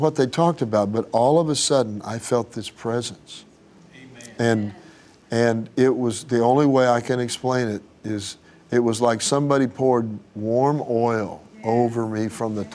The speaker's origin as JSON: {"language": "English", "town": "Tulsa", "region": "Oklahoma", "country": "United States", "tie": "born or raised there", "said": "But I grew up in Tulsa"}